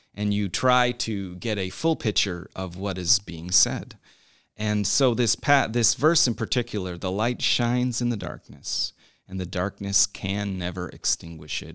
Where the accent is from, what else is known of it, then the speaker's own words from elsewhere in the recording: Newfoundland and Labrador, Canada; moved away as an adult; also born or lived in Montreal / Winston-Salem, North Carolina; now in United States; part of my growing up was in Newfoundland, Canada